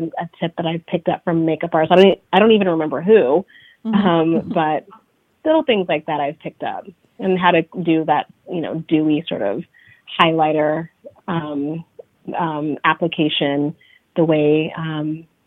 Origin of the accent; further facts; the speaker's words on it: Bay Area, California, United States; moved away as an adult; now in New York, United States; So I am originally from the Bay Area, California, but I say I grew up in New York because this is basically where I've lived the last 15 years of my life.